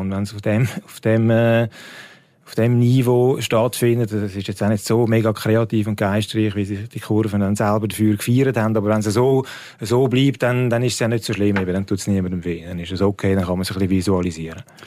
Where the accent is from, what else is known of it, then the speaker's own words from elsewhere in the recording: Switzerland; bei uns in der Schweiz